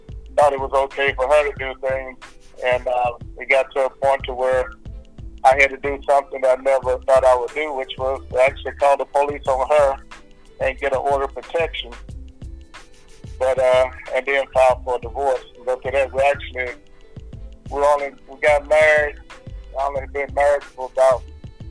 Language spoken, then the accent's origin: English; Nashville, Tennessee, United States; I'm originally from Nashville. I grew up South Nashville, West Nashville, East Nashville, and went to school for all the different school levels here